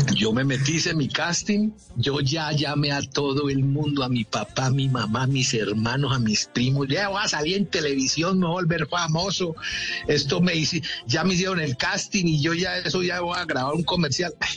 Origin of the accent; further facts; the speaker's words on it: Manizales, Caldas, Colombia; tenía un tío arquitecto en Manizales, de donde yo soy oriundo